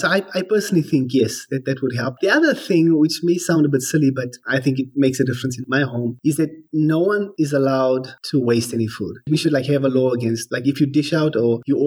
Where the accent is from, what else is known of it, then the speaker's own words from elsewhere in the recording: South Africa; I've been born and bred in South Africa. So lived here all my life.